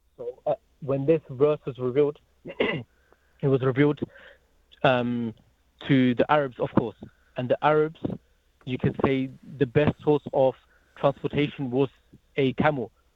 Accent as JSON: {"language": "English", "town": "Croydon", "region": "London", "country": "United Kingdom", "tie": "born or raised there", "also_born_or_lived": "Germany", "moved": "as an adult", "lives_now": "Hamilton, New Zealand", "said": "that's where I lived for almost, you know, 12 to 13 years in Croydon, South London"}